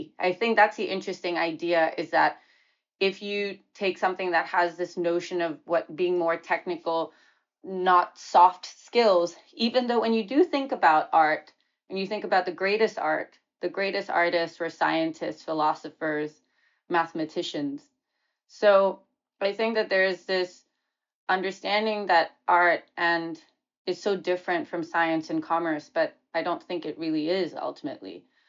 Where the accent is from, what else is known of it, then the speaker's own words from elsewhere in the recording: Oman; also born or lived in New Delhi, India; And for me, I was born in New Delhi in India, half Bengali, half Anglo-Indian. And then we moved to the Middle East when I was 2 years old, and to Oman. And then I grew up in Oman